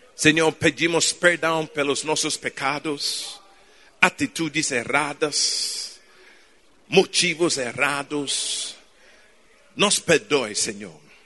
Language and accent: Portuguese; Ghana; Portuguese is a second language; moved away; Eu nasci em Ghana, África